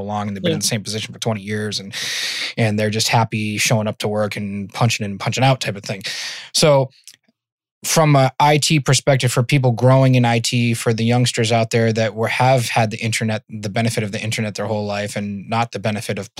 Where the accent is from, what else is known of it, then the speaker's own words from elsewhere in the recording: Worcester, Massachusetts, United States; I'm from Worcester, Massachusetts